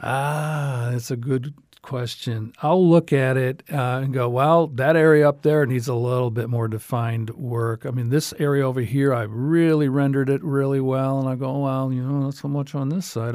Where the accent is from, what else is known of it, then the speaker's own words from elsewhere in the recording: New York, United States; now in Southwest Florida, United States; I'm from New York